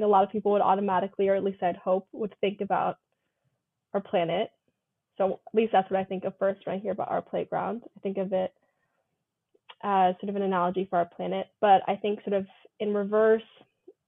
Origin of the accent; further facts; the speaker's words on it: Northern Virginia, United States; moved away as an adult; also born or lived in Hawaii; I'm from Northern Virginia, so the DC area.